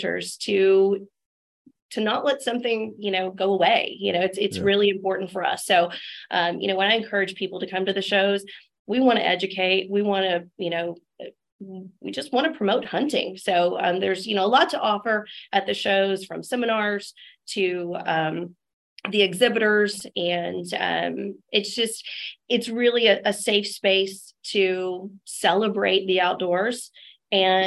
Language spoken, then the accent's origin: English; Texas Hill Country, United States; I was raised in the Texas Hill Country